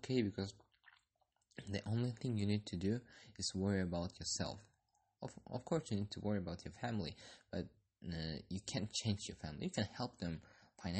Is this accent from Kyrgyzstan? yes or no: yes; Kyrgyzstan; I'm from Kyrgyzstan